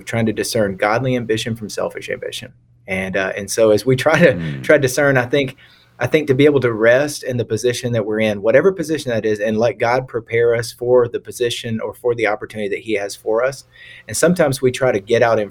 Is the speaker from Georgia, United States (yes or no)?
yes; Lawrenceville, Georgia, United States; moved away as an adult; now in Raleigh, North Carolina, United States; I'm from Lawrenceville, Georgia, which is like Northeast Atlanta, Gwinnett County.